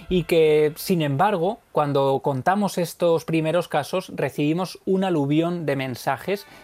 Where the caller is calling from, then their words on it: Mollina, Andalusia, Spain; de Mollina.